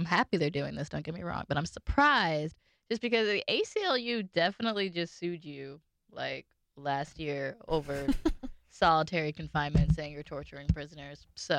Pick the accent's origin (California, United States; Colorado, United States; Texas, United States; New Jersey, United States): New Jersey, United States; now in Philadelphia, United States; I'm from Jersey, and I will rep it hard, okay?